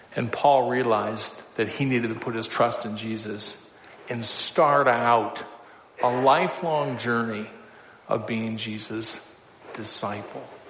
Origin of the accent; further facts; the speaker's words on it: Council Bluffs, Iowa, United States; moved away; also born or lived in North Dakota; I grew up in Council Bluffs.